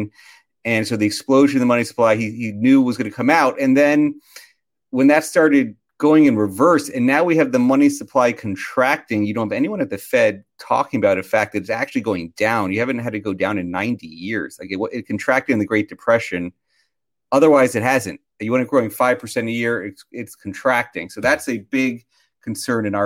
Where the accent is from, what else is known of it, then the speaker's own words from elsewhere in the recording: Florida, United States; moved away; I grew up down here